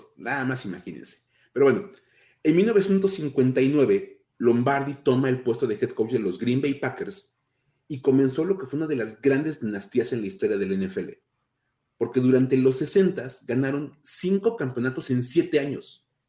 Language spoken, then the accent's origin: Spanish; Mexico; somos, somos mexicanos y en México que estamos celebrando el Día de Muertos